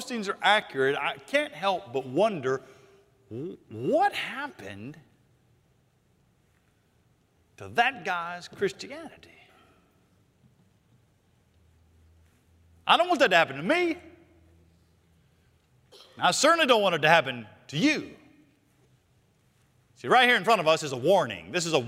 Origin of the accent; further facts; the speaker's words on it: Charlotte, North Carolina, United States; I grew up here in Charlotte, went to Bain Elementary, Northeast Junior High, and Independence High School